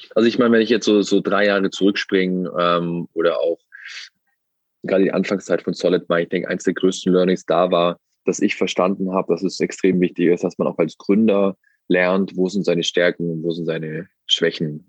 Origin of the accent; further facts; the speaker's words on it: Wangen im Allgäu, Baden-Württemberg, Germany; sitze hier im schönen Wangen im Allgäu in der Nähe vom Bodensee, wo ich aufgewachsen bin, wo ich wieder lebe und wohne.